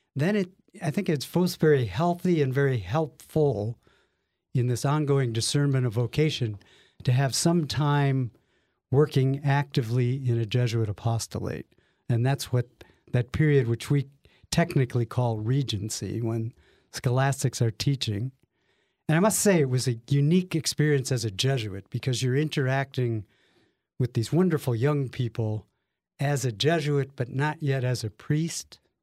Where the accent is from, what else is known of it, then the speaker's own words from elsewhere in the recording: Lakewood, Ohio, United States; We grew up in Lakewood, Ohio, which, for those of you who don't know it, is the lovely first suburb west of Cleveland